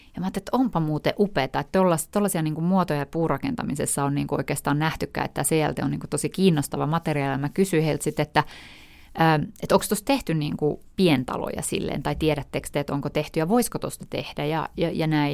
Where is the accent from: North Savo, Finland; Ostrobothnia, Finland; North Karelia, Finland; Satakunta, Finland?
North Karelia, Finland; moved away; Mä olen asunut siellä tota, 10 vuotta mun elämästä, ei kun enemmänkin 18 vuotta mun elämästä, ja mun isä on siis Pohjois-Karjalasta ja äiti on Turusta, ja, ja tota, et, että et olen asunut siellä kyllä, että voisin sanoa, että sieltä mä oon kotoisin